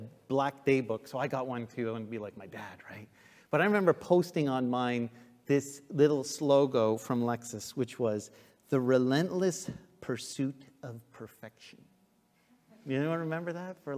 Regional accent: Trenton, Ontario, Canada; also born or lived in Ottawa; I grew up in Trenton, and at that church

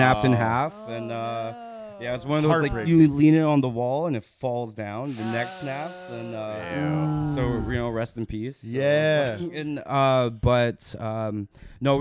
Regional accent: Surrey, British Columbia, Canada; also born or lived in New Westminster, Canada; now in Maple Ridge, Canada; I grew up in Surrey. I lived in fucking like New West and for a bit, and then right now I live in Maple Ditch.

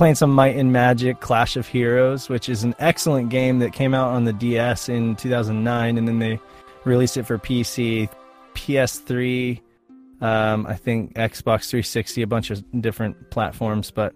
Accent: Reno, Nevada, United States; I grew up in Reno

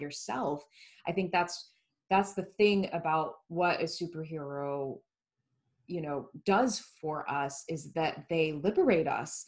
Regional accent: Florida, United States; growing up in Florida, where it was that way

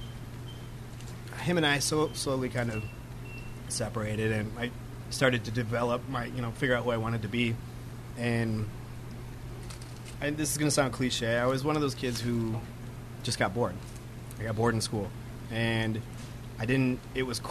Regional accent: Grand Rapids, Michigan, United States; also born or lived in Belding, Michigan; born in Grand Rapids and lived in a sketchy area with my mom and stepdad. We lived there till I was in about fifth grade

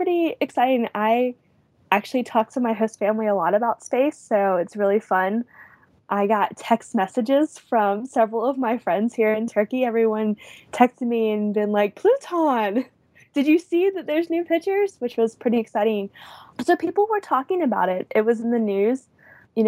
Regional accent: United States; as an American

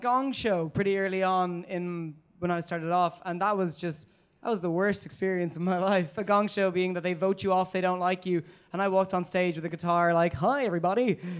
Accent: Dublin, Leinster, Ireland; moved away as an adult; also born or lived in North London; now in London, United Kingdom; Yeah. I'm from Dublin, but I'm living up like North London at the moment.

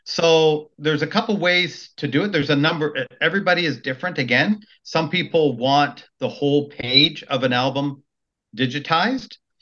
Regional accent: Maple, Ontario, Canada; also born or lived in Richmond Hill; I grew up in Maple, uh, and then my parents moved to Richmond Hill in '84.

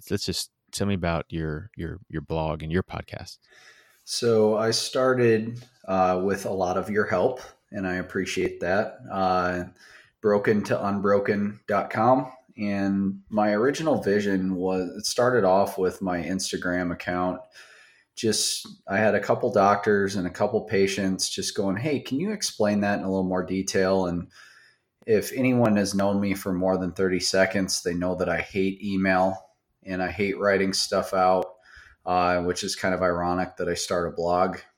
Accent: Baraboo, Wisconsin, United States; I grew up in South Central Wisconsin. Uh, very, very small town. Uh, it's called Baraboo.

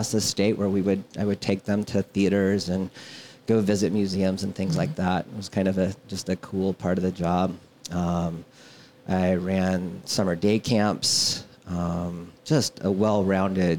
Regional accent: Hays, Kansas, United States; moved away as an adult; also born or lived in Topeka, Kansas; now in McCook, United States; I was born in Hayes, Kansas

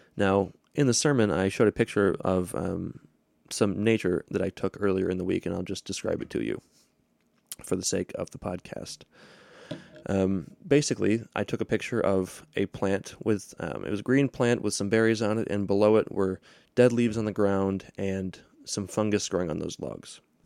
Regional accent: Hudsonville, Michigan, United States; I grew up in Hudsonville, Michigan, which is near Grand Rapids.

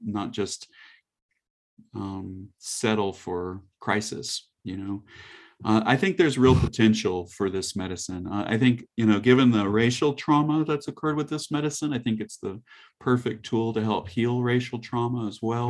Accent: the South, United States; I grew up in the South

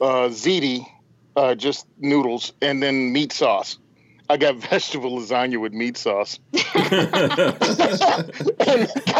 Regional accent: the South, United States; moved away as an adult; also born or lived in Japan; I'm from the South.

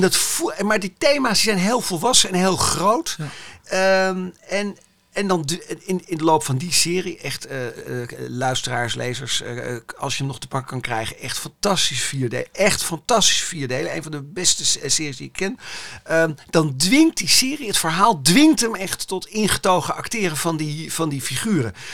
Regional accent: Amsterdam, North Holland, Netherlands; Amsterdam-Zuid, waar ik vandaan kom. Dit is mijn buurt. Hier, dit is mhm. gewoon de architectuur van, van mijn jeugd

